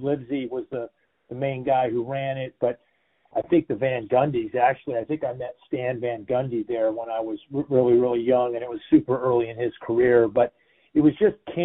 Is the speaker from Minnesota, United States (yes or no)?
no; Solana Beach, California, United States; I grew up here in Solana Beach, California